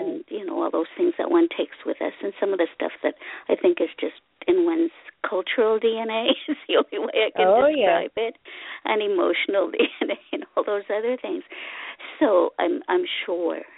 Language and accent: English; Ottawa, Ontario, Canada; English is a second language; also born or lived in Hungary; now in Cornwall, Canada; I came as a child from Hungary in gazillion years ago, and I lived in the capital city of Canada, Ottawa, for a good 40-some years